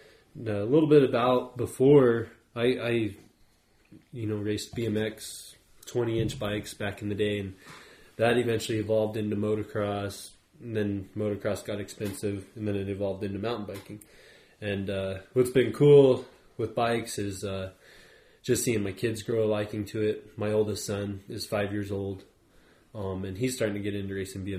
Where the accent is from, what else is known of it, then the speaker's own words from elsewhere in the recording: Aztec, New Mexico, United States; I was born and raised in Aztec, New Mexico as well.